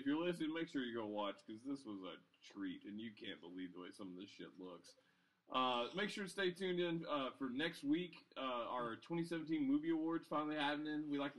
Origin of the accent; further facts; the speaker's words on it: United States; Because I'm an American.